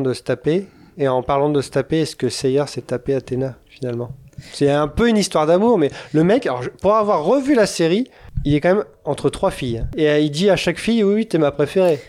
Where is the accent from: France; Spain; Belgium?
France; je suis français